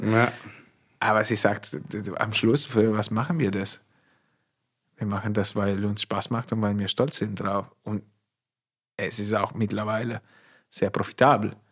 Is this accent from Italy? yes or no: yes; Emilia-Romagna, Italy; accent: Italian; German is a second language; moved away as an adult; also born or lived in Turin, Italy / California, United States; now in Forst, Germany; ich komme aus Norditalien, ist anders wie in Süditalien.